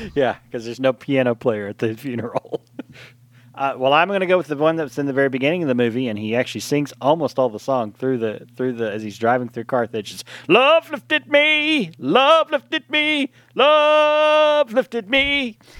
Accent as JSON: {"language": "English", "region": "East Texas", "country": "United States", "tie": "born or raised there", "said": "growing up in East Texas"}